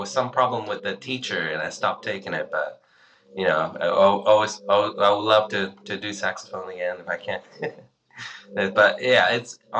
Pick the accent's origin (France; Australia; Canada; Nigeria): Australia; moved away; also born or lived in China; I was born in China and moved to Australia when I was 10 years old